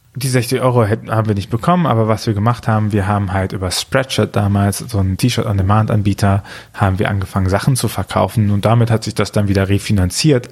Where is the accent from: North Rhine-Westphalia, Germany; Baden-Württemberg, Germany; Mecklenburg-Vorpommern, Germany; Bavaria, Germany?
North Rhine-Westphalia, Germany; Archdiocese of Cologne; Ich komme auch aus dem Erzbistum Köln